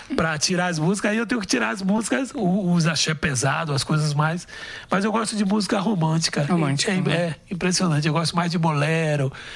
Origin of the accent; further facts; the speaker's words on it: São Francisco do Conde, Bahia, Brazil; Eu sou de São Francisco do Conde. Fica a uma hora e meia de, de Salvador